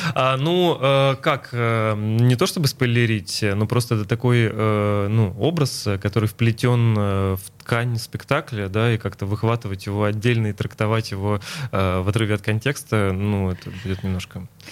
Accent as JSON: {"language": "Russian", "region": "Mari El", "country": "Russia", "tie": "born or raised there", "moved": "yes", "lives_now": "Saint Petersburg, Russia", "said": "я родился в Мариэл, но моя мама из э, Ленинграда, она переехала за папой, вот, э, то есть я родился там, но часто в детстве приезжал сюда"}